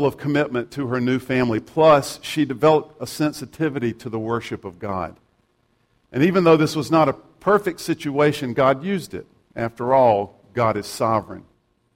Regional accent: South Carolina, United States; I'm from South Carolina

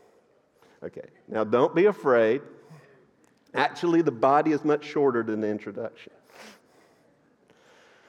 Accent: North Georgia, United States; moved away; I grew up in North Georgia, and a lot of you would think I grew up in the mountains, but that's because you're flatlanders. I grew up in the hills

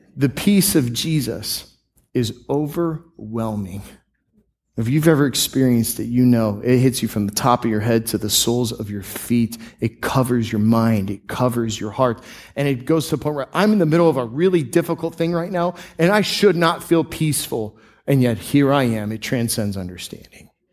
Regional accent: Tampa, Florida, United States; I grew up in the Tampa Bay area

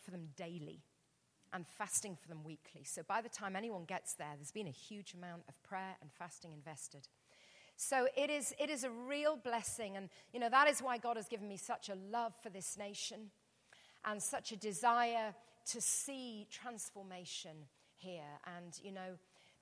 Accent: England, United Kingdom; I'm English.

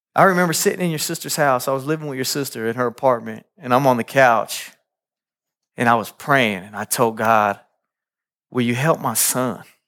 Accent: Kansas City, Kansas, United States; I grew up in Kansas City, Kansas, uh, Wyandotte County, uh, on tenth Street

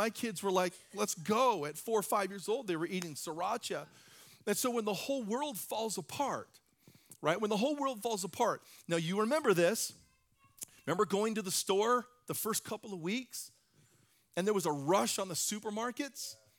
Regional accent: Hawaii, United States; I come originally from Hawaii. I didn't really grow up there, but I've spent time there, and I love the water.

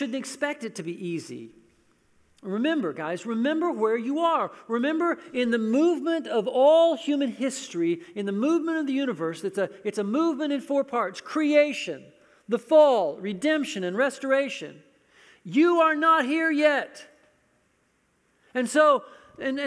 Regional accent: United States; I'm an American

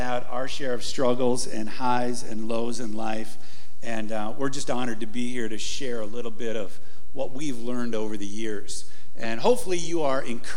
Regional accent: Rockford, Illinois, United States; moved away as an adult; also born or lived in Green Bay, Wisconsin; I grew up in Rockford, Illinois

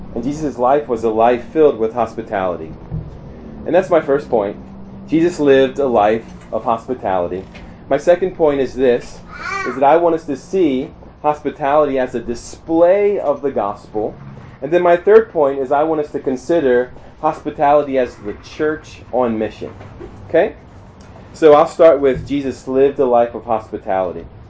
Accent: Maryland, United States; moved away as an adult; also born or lived in Shippensburg, Pennsylvania / St. Louis, Missouri / Columbia, Missouri; I grew up in Maryland, and uh, not in a Christian home

